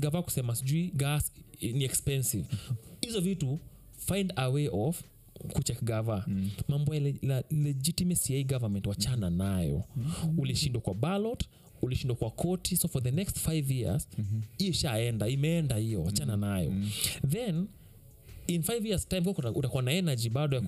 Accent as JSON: {"language": "Swahili", "country": "Kenya", "said": "mimi kama mkenya"}